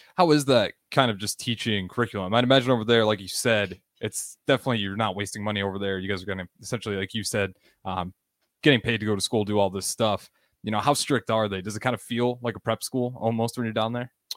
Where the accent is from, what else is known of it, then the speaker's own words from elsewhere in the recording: Nebraska, United States; I'm from Nebraska